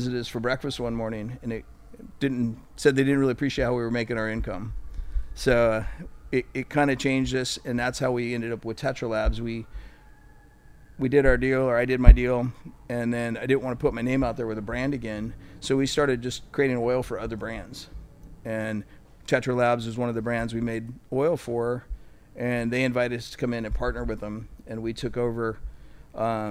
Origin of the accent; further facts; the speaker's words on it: Santa Rosa, California, United States; I'm from Northern California